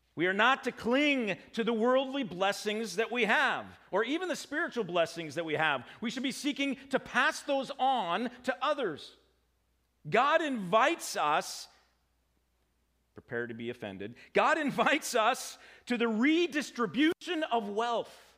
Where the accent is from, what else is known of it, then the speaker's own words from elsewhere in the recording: United States; I'm an American